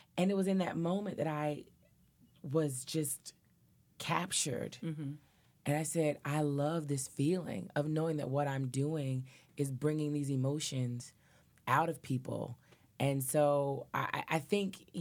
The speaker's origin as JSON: {"language": "English", "town": "Nashville", "region": "Tennessee", "country": "United States", "tie": "born or raised there", "said": "I grew up in Nashville, Tennessee"}